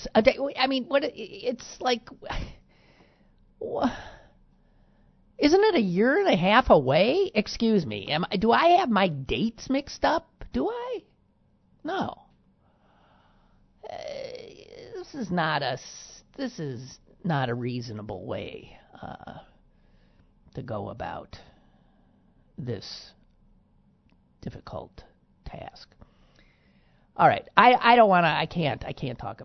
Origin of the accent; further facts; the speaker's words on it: Wisconsin, United States; moved away; there is another state, my home state, that has a language, the third language that nobody else has